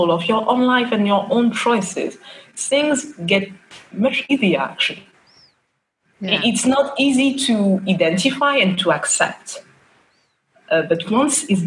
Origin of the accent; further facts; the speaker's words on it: Paris, Île-de-France, France; moved away as an adult; now in Bahrain; I am a French qualified lawyer and a French citizen, born and raised in France, in Paris. And I've been living in Bahrain for almost 5 years now.